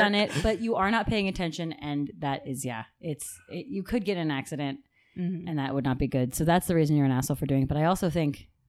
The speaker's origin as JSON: {"language": "English", "region": "Pacific Northwest", "country": "United States", "tie": "born or raised there", "said": "I grew up in the Pacific Northwest."}